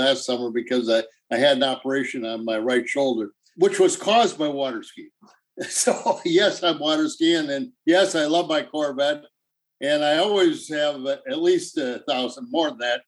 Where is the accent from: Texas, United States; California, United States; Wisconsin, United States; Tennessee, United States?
Wisconsin, United States; Elroy; growing up in a small town, everybody has to work